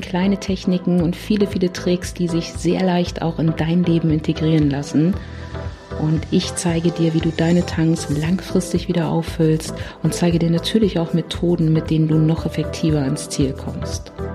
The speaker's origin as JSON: {"language": "German", "region": "Berlin", "country": "Germany", "said": "ich komme aus Berlin"}